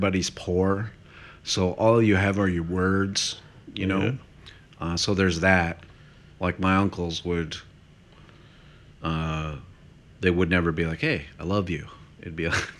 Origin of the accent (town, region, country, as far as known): South Dakota, United States; moved away